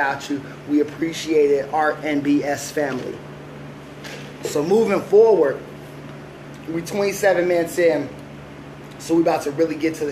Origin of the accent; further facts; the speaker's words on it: West Coast, California, United States; growing up in the West Coast